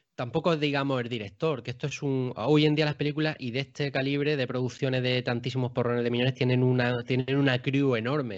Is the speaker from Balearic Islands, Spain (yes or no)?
no; Baza, Andalusia, Spain; el cine que yo tenía en mi localidad, que yo soy de Baza, de Granada